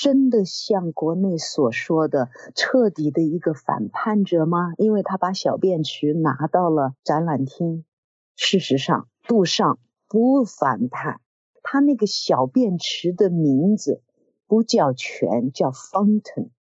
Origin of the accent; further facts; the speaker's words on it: China; 因为我是中国人嘛，因此我对元代对成吉思汗自然要有很亲热的感情。